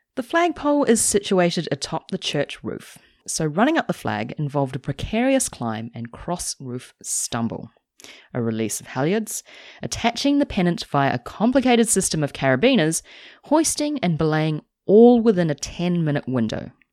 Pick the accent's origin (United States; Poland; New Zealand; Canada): New Zealand; as a New Zealander